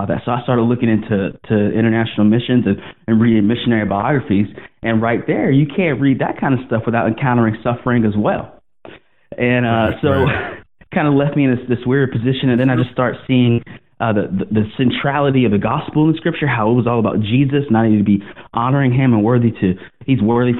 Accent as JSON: {"language": "English", "town": "Greenville", "region": "South Carolina", "country": "United States", "tie": "born or raised there", "moved": "yes", "said": "I grew up in Greenville, and we went to church when I was younger"}